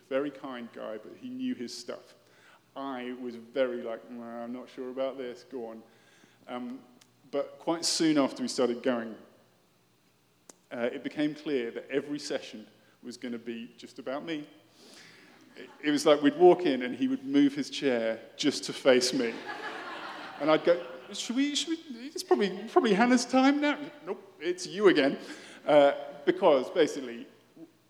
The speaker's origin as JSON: {"language": "English", "country": "United Kingdom", "also_born_or_lived": "London", "moved": "as an adult", "said": "I am British"}